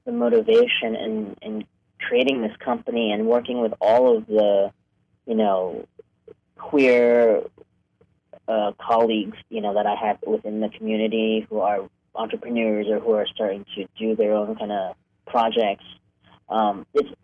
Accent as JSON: {"language": "English", "region": "New York", "country": "United States", "tie": "born or raised there", "also_born_or_lived": "Hong Kong", "moved": "as an adult", "lives_now": "Los Angeles, United States", "said": "I grew up in New York. I was born in Hong Kong, but I grew up in New York and moved to L.A. for college in 1993."}